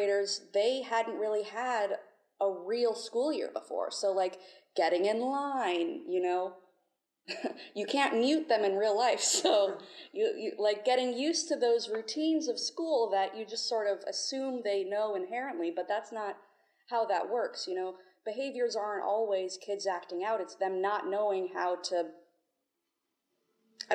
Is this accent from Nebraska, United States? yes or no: no; St. Augustine, Florida, United States; I'm from St. Augustine, Florida